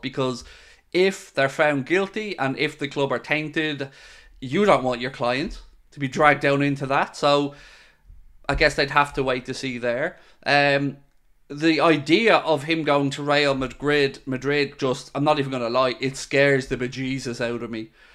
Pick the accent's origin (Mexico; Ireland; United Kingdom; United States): Ireland; also born or lived in Wexford; I'm Irish and I live in Ireland and I live in Wexford